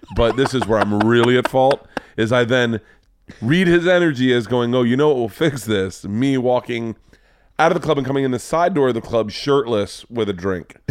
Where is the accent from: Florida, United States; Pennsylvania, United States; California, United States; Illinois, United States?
Florida, United States; growing up in Florida